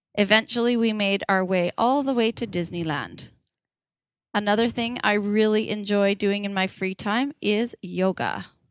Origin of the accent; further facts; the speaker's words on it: Parksville, British Columbia, Canada; moved away as an adult; also born or lived in Nanaimo / Victoria / Surrey; I grew up on Vancouver Island in a little town called Parksville